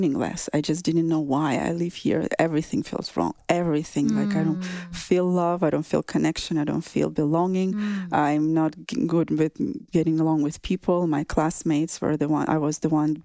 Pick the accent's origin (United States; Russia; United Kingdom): Russia; southern Russia; moved away; In my hometown in Russia, southern Russia